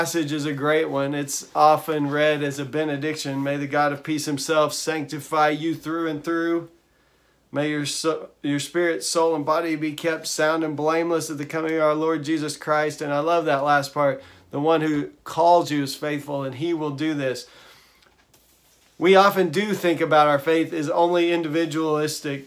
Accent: Texas, United States; I'm from Texas

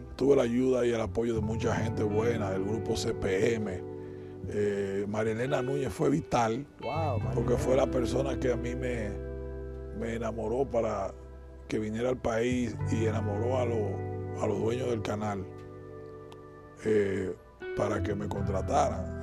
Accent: Dominican Republic; moved away; no me fui de República Dominicana, yo diría, siempre estuve aquí presente

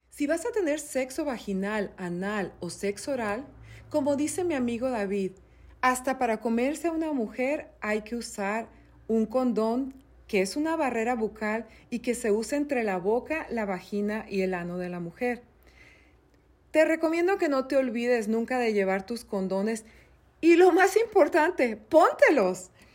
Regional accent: Mexico; nosotros en México, porque yo soy mexicana

